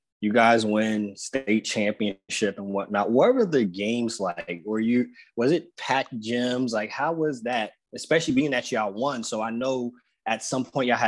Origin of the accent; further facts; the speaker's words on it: New Jersey, United States; I'm from Jersey